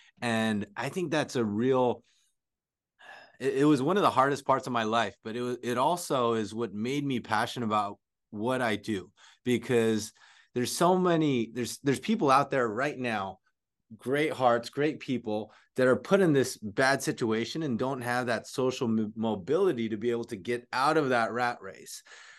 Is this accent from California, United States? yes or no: yes; San Jose, California, United States; also born or lived in Philippines; I came here from the Philippines, grew up. I actually moved to San Jose straight from the Philippines at a young age, and was in an unfortunate housing situation where my parents split up, lost a house.